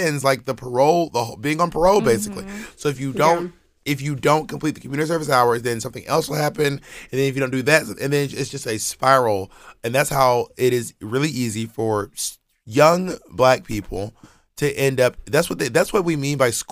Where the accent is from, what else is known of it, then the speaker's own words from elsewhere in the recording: Atlanta, Georgia, United States; I grew up in Atlanta, in the suburbs of Atlanta.